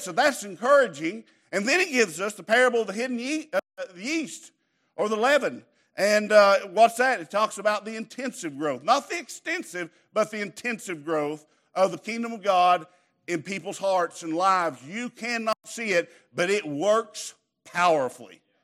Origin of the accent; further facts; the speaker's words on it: Southeast Kentucky, United States; I grew up in Crackerneck